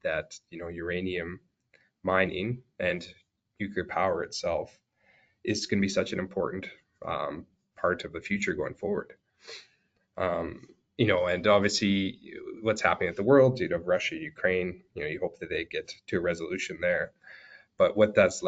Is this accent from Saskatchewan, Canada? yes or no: yes; Saskatchewan, Canada; I grew up in Saskatchewan.